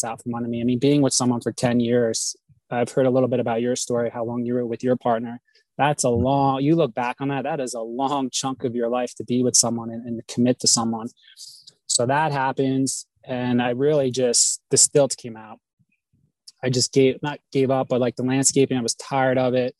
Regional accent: New Jersey, United States; moved away as an adult; also born or lived in Sedona, Arizona; I reside from New Jersey originally

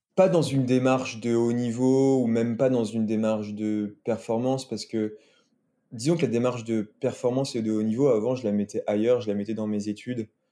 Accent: Lyon, Auvergne-Rhône-Alpes, France; also born or lived in Saint-Étienne / Combloux; toute ma famille est originaire de Saint-Étienne. Euh, moi, je suis né à Lyon et je vis à Lyon

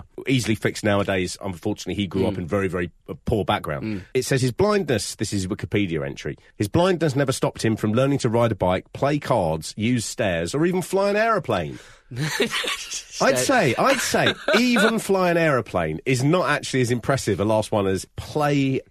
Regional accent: United Kingdom; we grew up in Britain

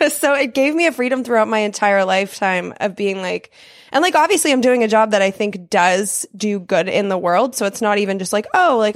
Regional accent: Denver, Colorado, United States; born there; I was born in Denver, Colorado, and the tornado it didn't hit our neighborhood but it hit close enough it was only a couple streets down

